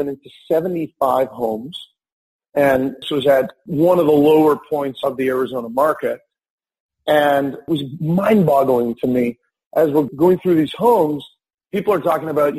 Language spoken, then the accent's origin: English; Winnipeg, Manitoba, Canada; moved away; also born or lived in West Coast of Canada; I'm from Winnipeg originally on the East Coast